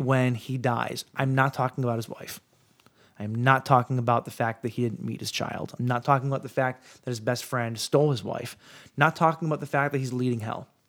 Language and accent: English; Ten Mile and Jefferson, Detroit area, Michigan, United States; grew up at Ten Mile in Jefferson.